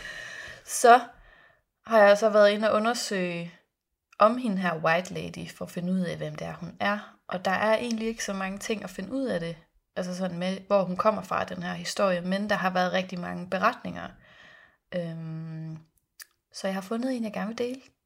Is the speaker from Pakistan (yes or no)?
no; Philippines; now in Denmark; Jeg var barn på Filippinerne